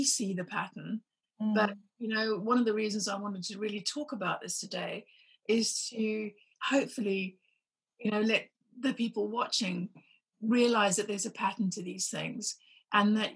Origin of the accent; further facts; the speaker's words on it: Zimbabwe; I was growing up in Zimbabwe